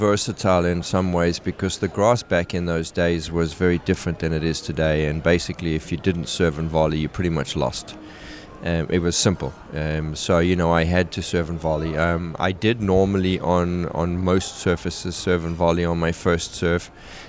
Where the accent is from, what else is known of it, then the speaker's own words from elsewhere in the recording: South Africa; You know, in South Africa, we had one TV channel, and we literally only had Wimbledon as tennis through the ye